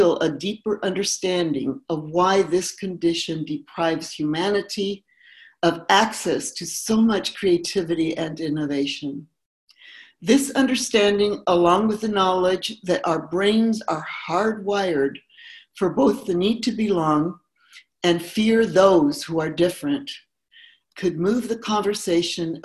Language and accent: English; Mexico; now in United States; I was born here, but I grew up in Mexico